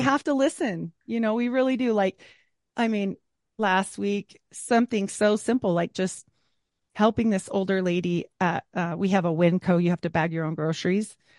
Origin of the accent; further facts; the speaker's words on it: Utah, United States; Growing up in Utah